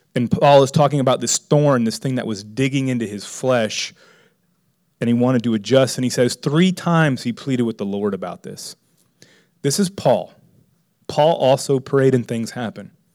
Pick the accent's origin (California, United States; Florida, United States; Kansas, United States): Florida, United States; Miami; I was raised in Miami